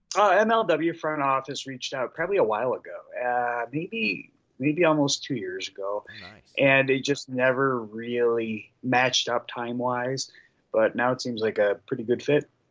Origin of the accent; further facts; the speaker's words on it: Detroit, Michigan, United States; we're both from Detroit